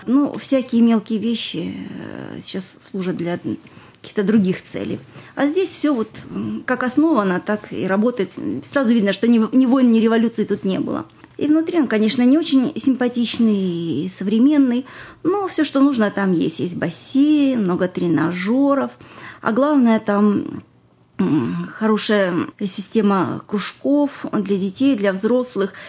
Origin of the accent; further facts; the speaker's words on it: Russia; moved away as an adult; also born or lived in Israel